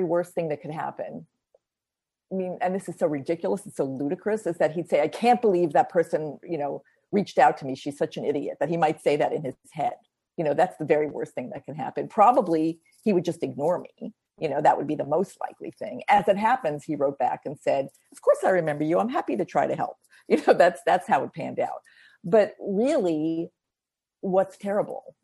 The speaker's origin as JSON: {"language": "English", "country": "United States", "said": "as an American"}